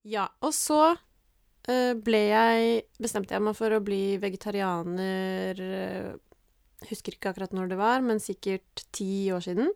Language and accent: Norwegian; Norway; now in Oslo, Norway; Jeg er fra Sigrud. Mm. Uh. Er oppvokst i skogen